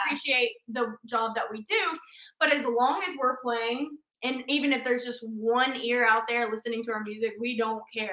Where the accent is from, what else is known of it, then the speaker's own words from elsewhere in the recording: Mississippi Delta, United States; now in Nashville, United States; we are currently based out of Nashville, Tennessee, but we are sisters who were born and raised in the Mississippi Delta